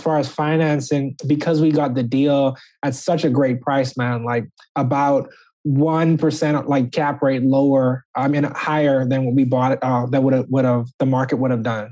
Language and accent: English; Nassau, New Providence, Bahamas; moved away as an adult; also born or lived in Birmingham, Alabama; now in United States; originally I'm from Nassau, Bahamas